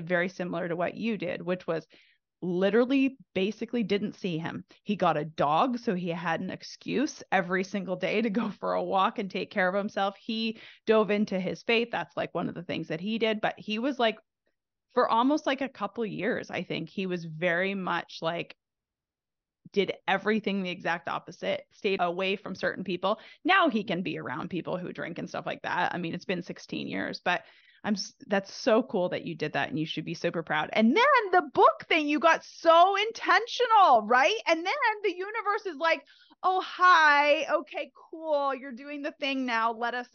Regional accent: Canada; now in United States; I'm originally from Canada

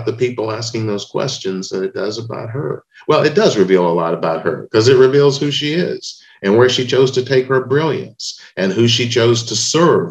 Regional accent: Memphis, Tennessee, United States; the day that King was killed in Memphis, in my hometown

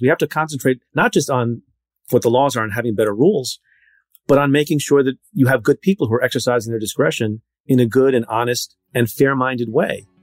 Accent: central New Jersey, United States; also born or lived in India; there are not a lot of Indian people in central Jersey at the time

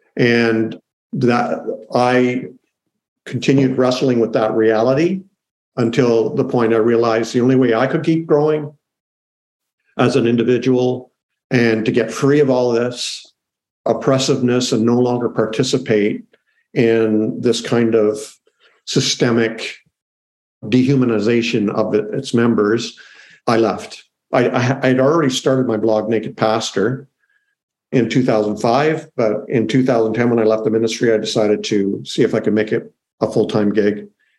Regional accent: Canada; I'm Canadian, so I'm in Canada right now.

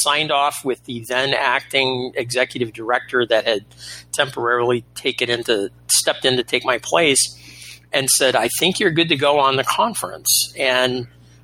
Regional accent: Florida, United States; moved away; a very strange return to what I consider my home state of Florida

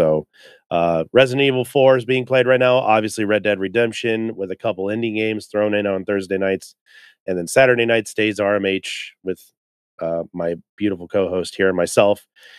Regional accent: California, United States; And I love Ghetto Blaster Los Angeles because I grew up in California.

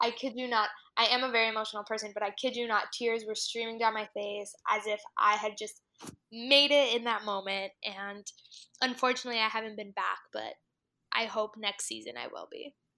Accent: South Florida, United States; moved away as an adult; also born or lived in Miami / Washington, D.C.; being from a Hispanic family and obviously growing up in South Florida

